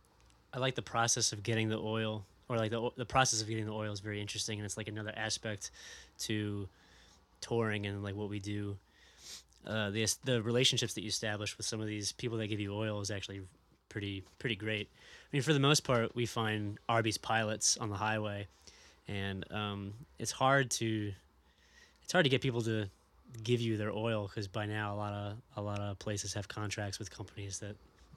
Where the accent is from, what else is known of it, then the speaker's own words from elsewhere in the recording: New Orleans, Louisiana, United States; And going somewhere else and just talking about, hey, we're from New Orleans, I don't know, it just was a great experience.